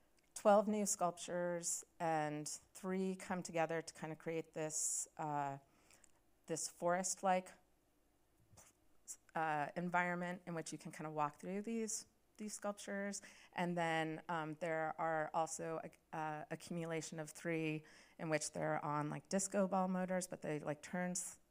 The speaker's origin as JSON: {"language": "English", "region": "Pacific Northwest", "country": "United States", "tie": "born or raised there", "said": "I grew up in the Pacific Northwest, and my mom grew up at the Cattaraugus Reservation here in New York"}